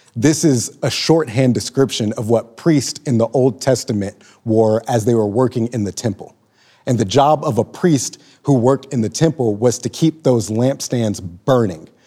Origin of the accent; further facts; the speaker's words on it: Lawton, Oklahoma, United States; moved away as an adult; also born or lived in Joplin, Missouri; I'm fresh off the proverbial train from my hometown, Lawton, Oklahoma